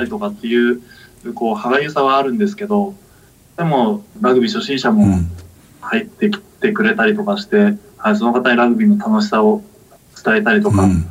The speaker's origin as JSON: {"language": "Japanese", "region": "Kagoshima", "country": "Japan", "tie": "born or raised there", "also_born_or_lived": "Fukuoka", "moved": "as an adult", "said": "私の地元である鹿児島の鴨木陸上競技場"}